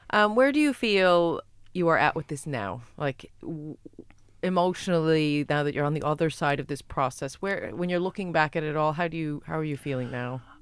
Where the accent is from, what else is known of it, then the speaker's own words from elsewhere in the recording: United States; now in Ireland; I'm American